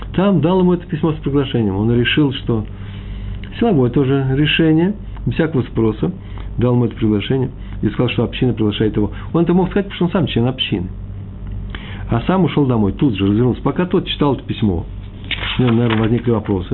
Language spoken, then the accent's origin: Russian; Moscow, Russia; Я из Москвы, мои предки из Чернобыля.